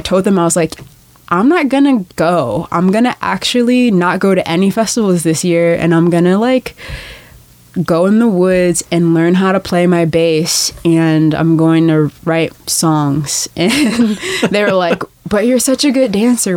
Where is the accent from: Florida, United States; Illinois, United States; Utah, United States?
Illinois, United States; Chicago; moved away as an adult; also born or lived in Los Angeles, California / Guatemala; now in Portland, United States; I grew up on um, just like the south side of Chicago